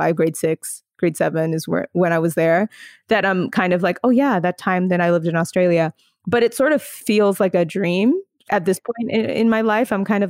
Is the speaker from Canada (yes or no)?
yes; Alberta, Canada; The prairies, I'm like a prairie girl for sure.